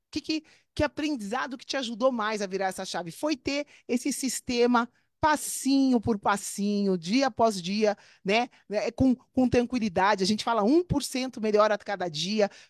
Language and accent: Portuguese; Brazil; moved away as an adult; eu me formei em 1998. Olha isso, eu saí do Brasil em 2001, a gente está em 2023.